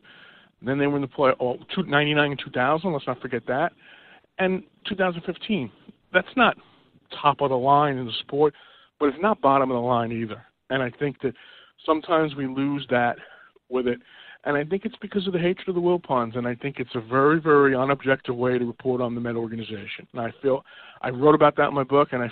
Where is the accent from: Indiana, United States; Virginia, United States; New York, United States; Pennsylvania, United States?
New York, United States; myself growing up in New York and living through it